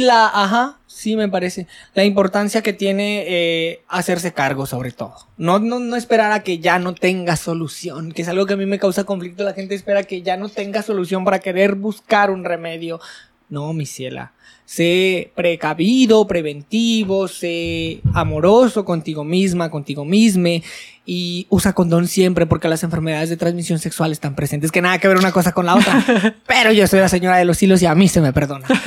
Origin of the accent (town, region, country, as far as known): Mexico